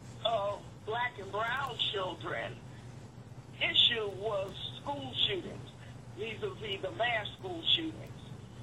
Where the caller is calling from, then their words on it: Detroit, Michigan, United States; I'm calling from Detroit.